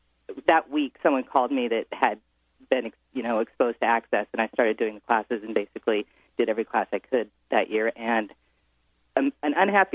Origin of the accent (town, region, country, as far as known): Edmonds, Washington, United States; born or raised there; moved away as an adult; now in San Francisco, United States